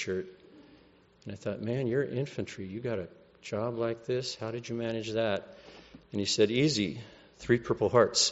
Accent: California, United States; I'm from California

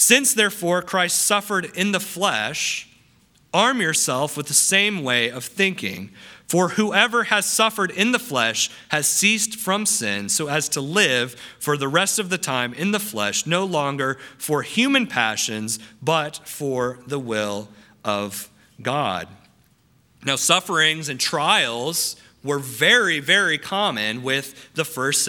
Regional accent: Ohio, United States; being an Ohioan.

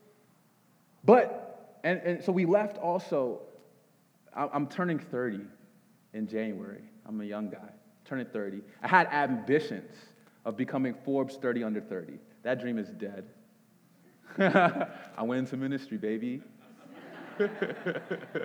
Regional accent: Nigeria; I'm a Nigerian

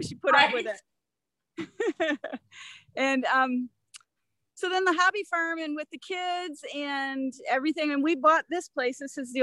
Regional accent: Redford Township, Michigan, United States; also born or lived in Montana; growing up in Redford Township

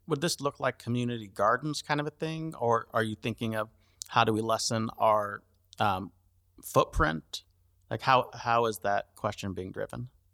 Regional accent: United States; Yes, I'm American. Yes, I'm a few generations in.

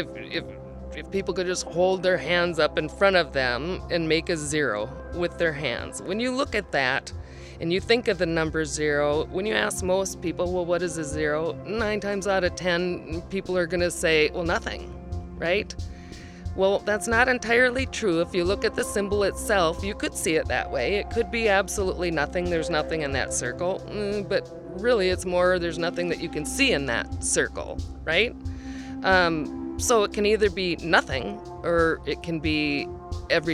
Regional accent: North Woods of Minnesota, United States; I am from the North Woods of Minnesota

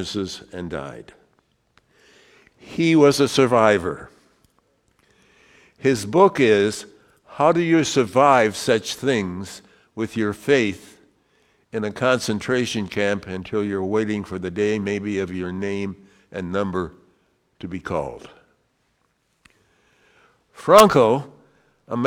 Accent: Wyoming, United States; I was from Wyoming

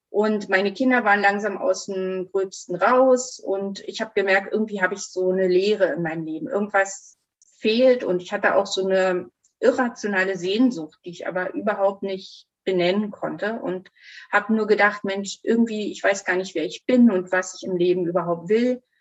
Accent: East Germany, Germany; ich bin in der DDR groß geworden.

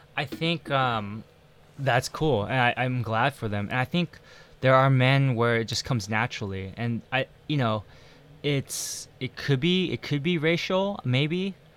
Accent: United States; also born or lived in Taiwan; being American or being Asian American

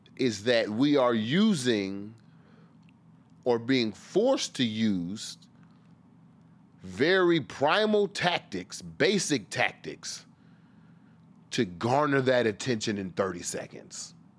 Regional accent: Washington, District of Columbia, United States; I was raised here in a sense.

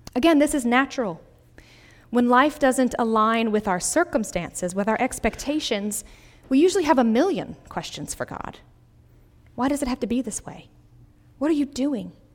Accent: Greenville, South Carolina, United States; moved away as an adult; my hometown of Greenville, South Carolina

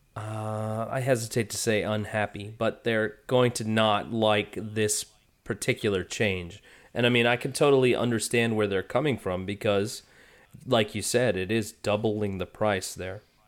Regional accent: United States; I'm from the United States

